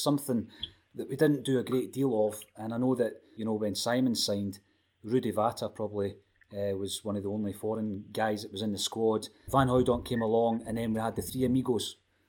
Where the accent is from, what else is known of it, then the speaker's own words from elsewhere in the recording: Dunfermline, Scotland, United Kingdom; my hometown club, Dunfermline.